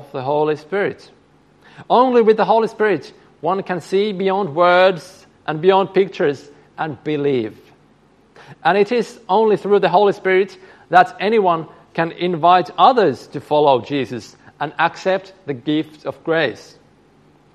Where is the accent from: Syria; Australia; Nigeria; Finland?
Finland; I come from Finland